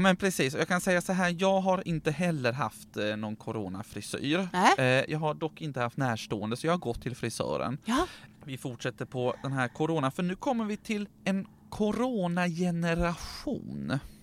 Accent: Sweden; vi svenskar

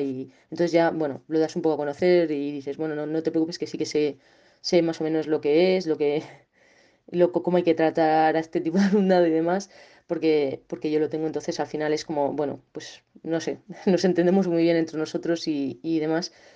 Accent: Segovia, Castile and León, Spain; moved away as an adult; also born or lived in Soria; now in León, Spain; ahora estoy en León, pero yo soy de Segovia

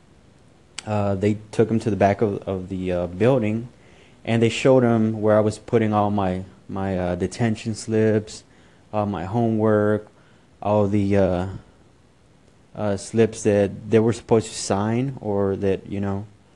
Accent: Houston, Texas, United States; also born or lived in Mexico; I was born in Mexico, but was raised in Houston. I arrived in Houston at the age of 3.

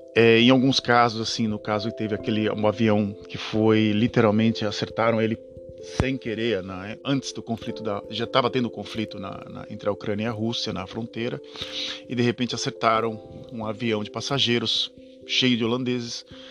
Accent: Brazil; now in Netherlands; não sou holandês, sou, sou brasileiro

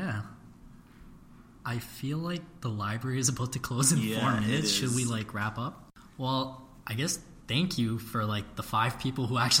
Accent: Brampton, Ontario, Canada; So all three of us, we grew up in Brampton, unfortunately.

